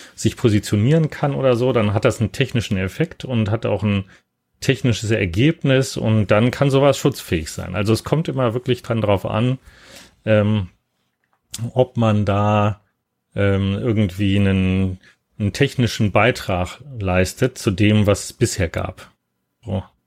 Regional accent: Hanover, Lower Saxony, Germany; moved away as an adult; also born or lived in Cologne / Tübingen / Würzburg / New York; ich bin in Köln geboren und dann äh, allerdings da gar nicht aufgewachsen, sondern in Hannover

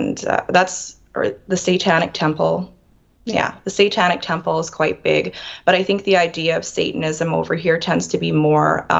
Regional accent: Western Canada, Canada; I'm from Western Canada

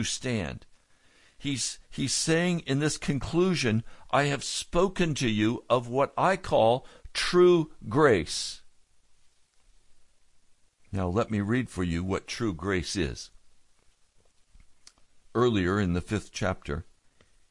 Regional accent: United States; being an American citizen

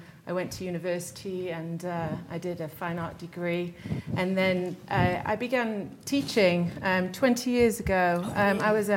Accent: Derby, East Midlands, United Kingdom; moved away as an adult; now in Salt Lake City, United States; I'm from England. I was born in Derby, in the center of England

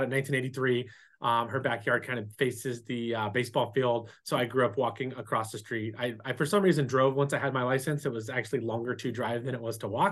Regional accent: San Diego, California, United States; also born or lived in Las Vegas / Santee / Lakeside; I was born here in San Diego

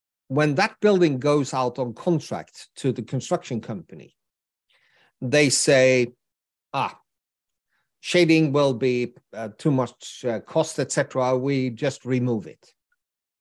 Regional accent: Gothenburg, Västra Götaland, Sweden; my hometown, which is Gothenburg

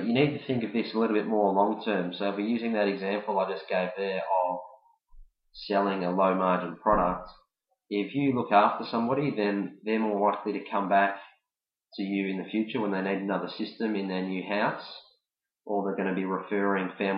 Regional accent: Melbourne, Victoria, Australia; I'm from Melbourne, Australia

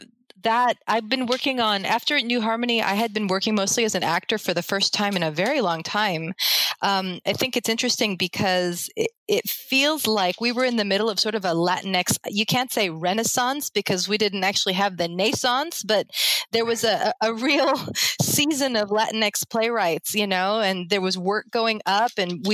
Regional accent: Colombia; moved away; I'm a Colombian immigrant.

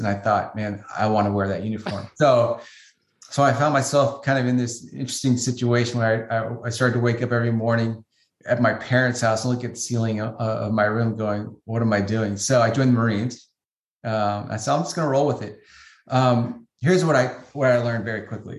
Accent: San Francisco, California, United States; I grew up in the San Francisco area, went to high school in San Francisco

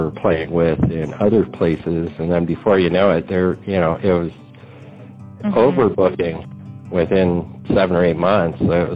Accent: Yuma, Arizona, United States; I was born in Yuma, Arizona. My dad was a lettuce farmer. So lettuce farming is why we ended up in Yuma

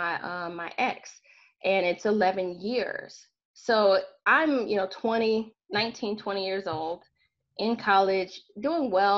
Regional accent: Southwest Michigan, United States; I'm actually from Michigan, from Southwest Michigan

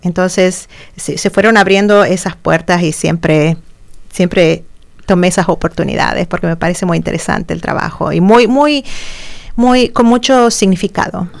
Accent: Argentina; moved away as an adult; also born or lived in Santiago, Chile / Champaign-Urbana, Illinois; now in United States; en mi país natal, en Argentina

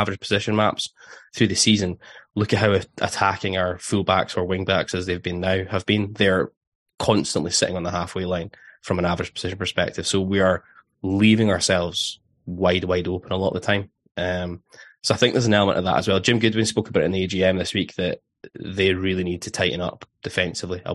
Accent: Scotland, United Kingdom; being a Scotsman

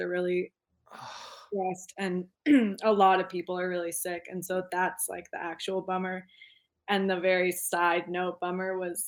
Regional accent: Jackson, Wyoming, United States; moved away as an adult; now in Austria; I was born and raised in Jackson, Wyoming, which was very lucky. And yeah, currently living in the Alps.

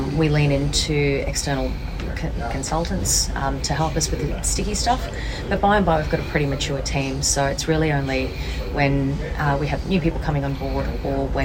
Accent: Brisbane, Queensland, Australia; being a Queenslander because they're a little bit slower, a little bit more heartfelt, a little bit more community, and I think that, you know, being raised in Brisbane, that kind of feels like home to me

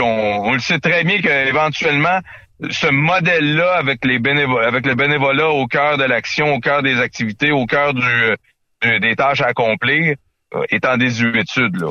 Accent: Quebec, Canada; notre culture qui, qui nous est propre chez nous au Québec

